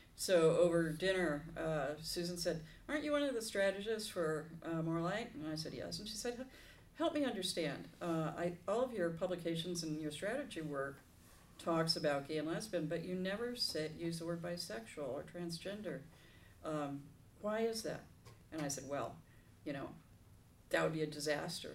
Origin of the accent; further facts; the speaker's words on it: Los Angeles, California, United States; I am a native Southern Californian, born in Hollywood Presbyterian Hospital